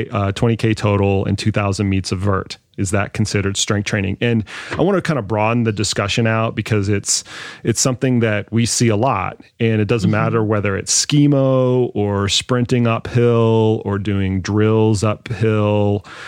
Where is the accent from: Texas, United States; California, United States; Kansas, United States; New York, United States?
Texas, United States; Dallas; I grew up in Dallas.